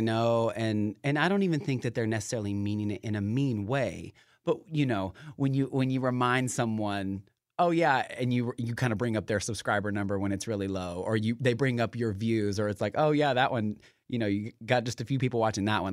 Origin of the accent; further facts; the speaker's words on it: Knoxville, Tennessee, United States; moved away as an adult; now in Seattle, United States; I am from Knoxville, Tennessee. So I, I, I'm in Seattle now, so I, I tone it down every now and then